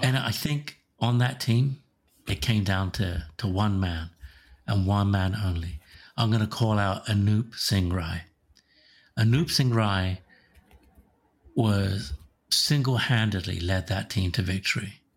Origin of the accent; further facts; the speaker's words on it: Slough, South East England, United Kingdom; now in Sammamish, United States; Slough, which is my hometown in England